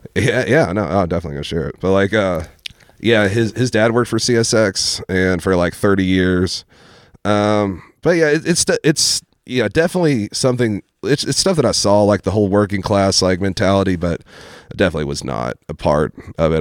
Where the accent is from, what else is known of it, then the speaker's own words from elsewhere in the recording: Ashland, Kentucky, United States; growing up in Ashland